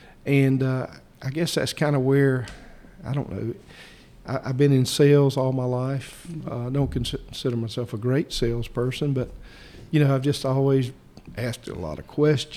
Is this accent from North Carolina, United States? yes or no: yes; Lenoir County, North Carolina, United States; also born or lived in Wilson, North Carolina; I was born actually in Wilson, but I grew up in Lenoir County